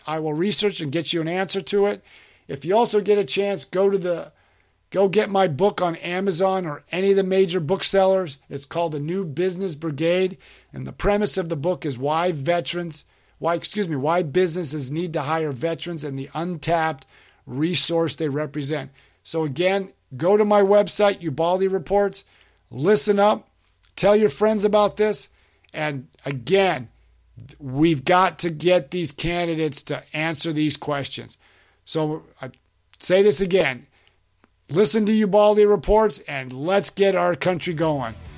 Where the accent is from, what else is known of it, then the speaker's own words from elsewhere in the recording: Florida, United States; my home state of Florida